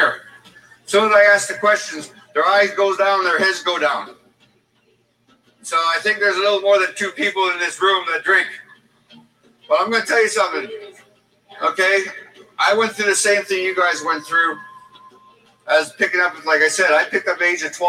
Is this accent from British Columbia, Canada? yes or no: no; Riverton, Manitoba, Canada; when I grew up in Riverton